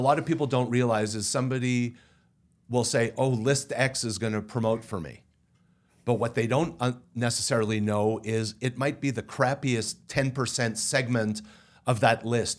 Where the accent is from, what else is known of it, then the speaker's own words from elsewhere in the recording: Canada; I'm Canadian and speak French